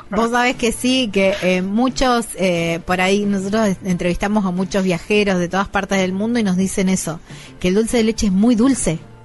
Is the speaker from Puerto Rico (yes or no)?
no; Córdoba, Argentina; esto es producto de mi tierra, esto es lo que nos identifica. Yo soy cordobés